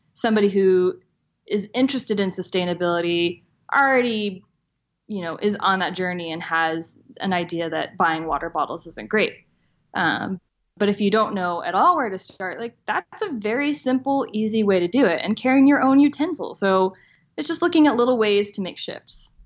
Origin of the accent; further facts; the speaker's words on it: the South, United States; I grew up in the South